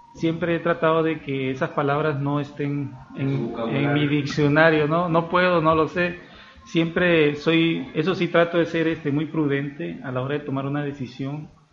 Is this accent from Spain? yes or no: no; Mexico; nosotros los mexicanos